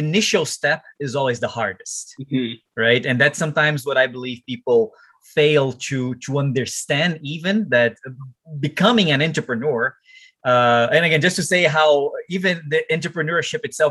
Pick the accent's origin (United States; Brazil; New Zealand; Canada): Brazil; my hometown there in Brazil